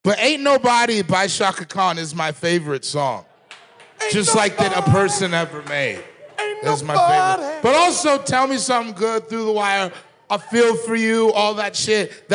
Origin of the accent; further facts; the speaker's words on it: Sierra Leone; I'm from Sierra Leone